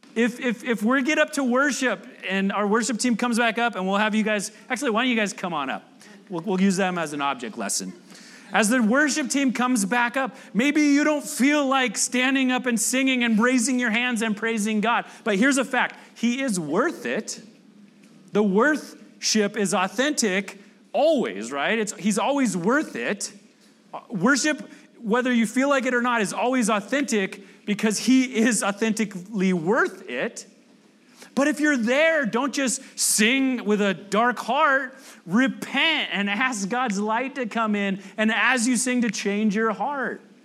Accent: United States; I'm from the South Bay

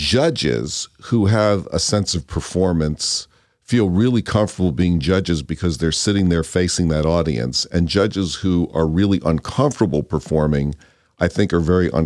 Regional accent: East Coast, United States; now in California, United States; I grew up on the East Coast, but once I got to California, I didn't develop a lot of interest in going back.

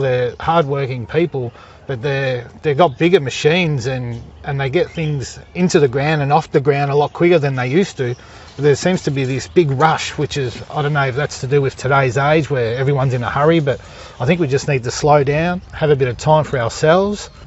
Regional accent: Fitzroy, Victoria, Australia; also born or lived in Clayton, Victoria; now in West Wimmera, Australia; We grew up in Fitzroy in a high rise commission building.

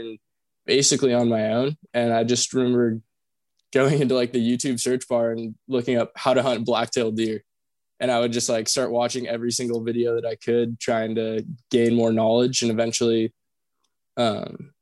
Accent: Kirkland, Washington, United States; moved away as an adult; also born or lived in Boise, Idaho; I grew up in Seattle, Washington, I guess just outside of Seattle, a smaller town called Kirkland

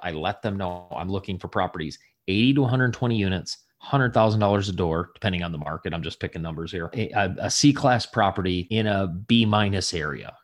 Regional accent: Southwest Michigan, United States; I grew up in Michigan, a little ta, uh, small town of three thousand people in Southwest Michigan

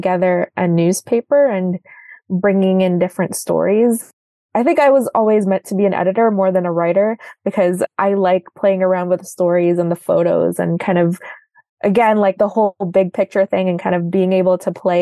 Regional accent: Toronto, Ontario, Canada; also born or lived in Makati City, Philippines; I was born in Makati City, which is part of the greater Manila area. I moved to Canada. I moved to Toronto in 2001. I was 9 years

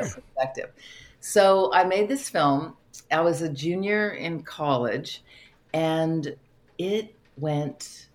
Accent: Stanford, California, United States; also born or lived in San Francisco, California; I grew up on the Stanford campus

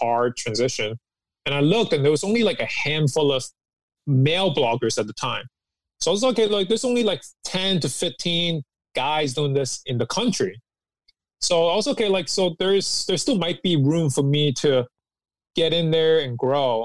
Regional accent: New York City, New York, United States; also born or lived in Hong Kong; I moved to New York City when I was 10

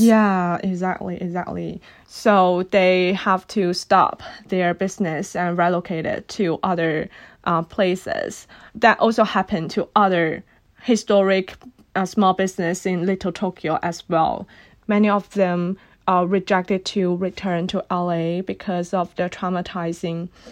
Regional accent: Guangdong, China; first language Cantonese; English is a second language; moved away as an adult; now in Los Angeles, United States; I born and raised in Guangdong Province, China

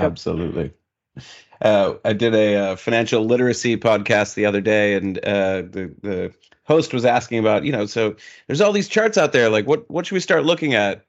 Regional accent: Minnesota, United States; moved away; my hometown community there in Minnesota

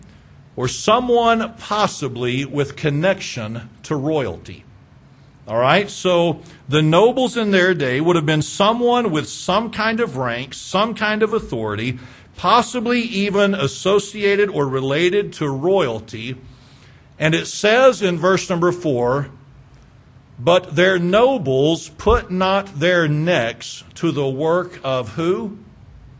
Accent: Moore, Oklahoma, United States; I'm from Moore, if y'all don't know. Okay, that's where I grew up, was in Moore.

